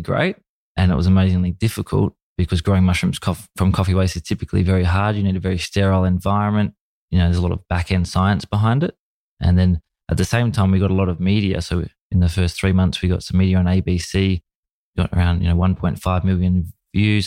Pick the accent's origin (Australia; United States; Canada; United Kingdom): Australia; my childhood was, uh, a typical, you know, Australian young boy watching, you know, football on the T V and playing cricket